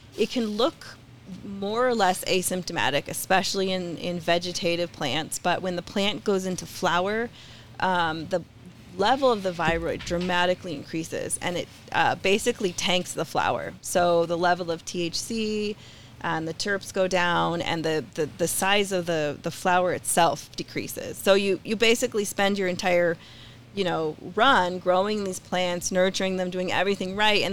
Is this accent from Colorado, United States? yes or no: yes; Colorado, United States; I am a native from Colorado